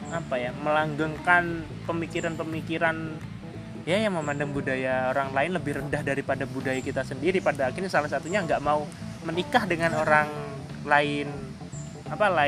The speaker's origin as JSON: {"language": "Indonesian", "region": "Java", "country": "Indonesia", "said": "jadi kayak orang Jawa nih aku Jawa aku Jawa"}